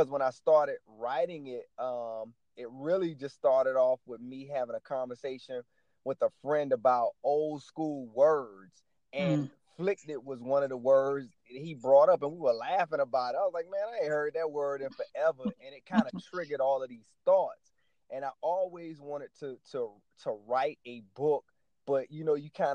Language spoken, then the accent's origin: English; Savannah, Georgia, United States; I grew up in the South. I grew up in Savannah, Georgia, a very dynamic city